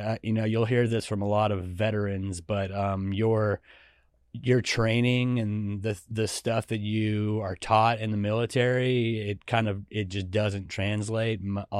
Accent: Georgia, United States; I grew up at the first part of it kind of on a farm.

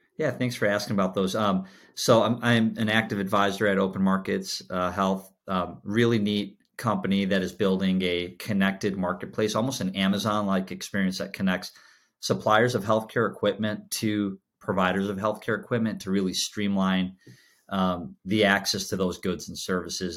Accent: Chicago, Illinois, United States; I was, I was born and raised in Chicago

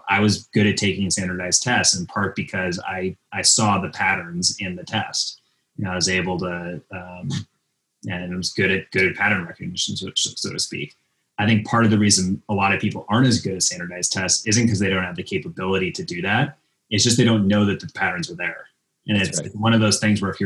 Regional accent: outside of Minneapolis, Minnesota, United States; moved away; I grew up outside of Minneapolis, Minnesota

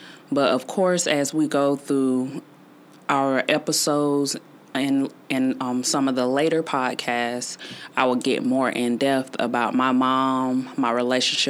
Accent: Greenville, South Carolina, United States; born or raised there

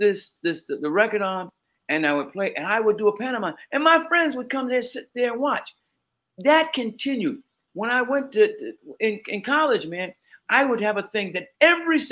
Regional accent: New York City, New York, United States; Growing up in Queens

